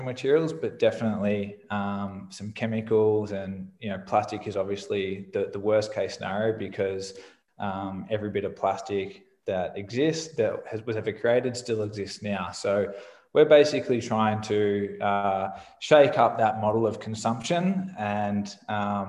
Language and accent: English; Australia; I'm Australian, which you can probably tell from my voice.